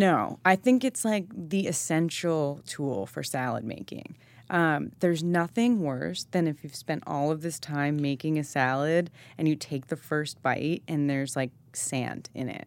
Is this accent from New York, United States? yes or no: yes; Shelter Island, New York, United States; I grew up on Shelter Island